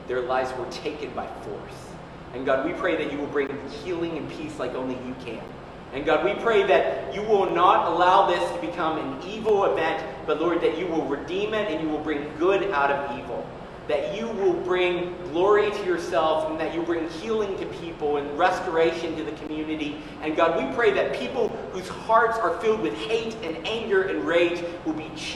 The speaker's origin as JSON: {"language": "English", "town": "Pittsburgh", "region": "Pennsylvania", "country": "United States", "tie": "born or raised there", "moved": "yes", "said": "I was born in Pittsburgh, so that's where my roots are"}